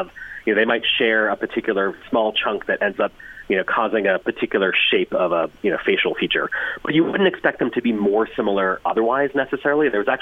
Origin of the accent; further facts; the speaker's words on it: United States; accent: American; I'm American, as you can tell from my voice, but yes, my family came from Ireland in the 1840s.